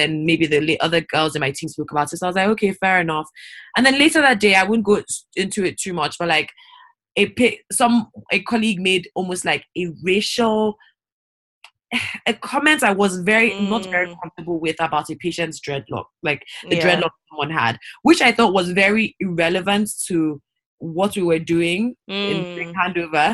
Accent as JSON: {"language": "English", "country": "Nigeria", "said": "I'm African. I'm Nigerian. I'm not from the Caribbean"}